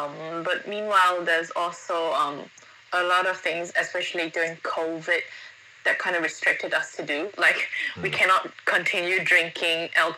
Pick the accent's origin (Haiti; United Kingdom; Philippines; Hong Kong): Hong Kong; moved away as an adult; now in Singapore; my hometown, Hong Kong